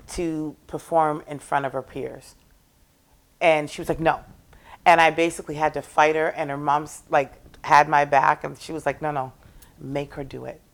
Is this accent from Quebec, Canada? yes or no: no; Toronto, Ontario, Canada; now in Nova Scotia, Canada; I was born and raised in Toronto by two Scotian parents